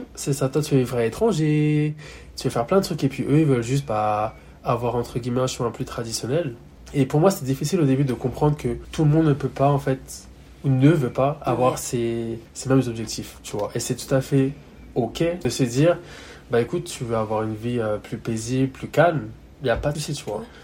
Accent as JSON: {"language": "French", "area": "Yvelines, Paris suburbs", "region": "Île-de-France", "country": "France", "tie": "born or raised there", "also_born_or_lived": "London", "moved": "as an adult", "lives_now": "Hong Kong", "said": "j'ai majoritairement grandi dans les Yvelines, dans le 7-8, donc banlieue parisienne"}